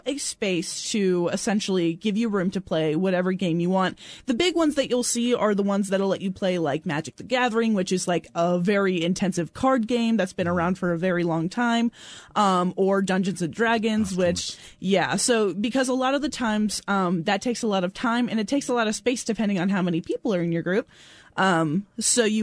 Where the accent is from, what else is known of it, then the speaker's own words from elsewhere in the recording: Beaver County, Pittsburgh area, Pennsylvania, United States; also born or lived in Ohio / Texas; was born and raised in the Pittsburgh area, just north in Beaver County.